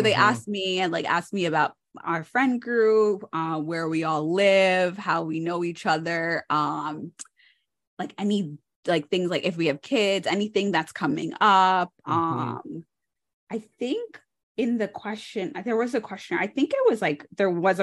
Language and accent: English; New York, United States; I'm a New Yorker